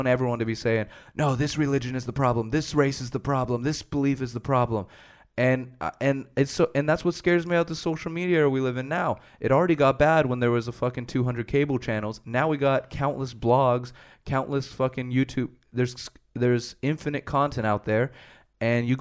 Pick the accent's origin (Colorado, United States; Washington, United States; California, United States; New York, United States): California, United States; born or raised there; moved away as an adult; now in Sweden